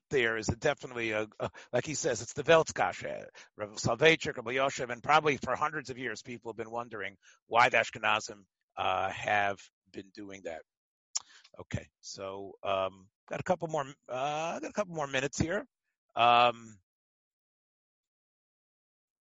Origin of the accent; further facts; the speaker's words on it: Memphis, Tennessee, United States; moved away; the minhag in my hometown in Memphis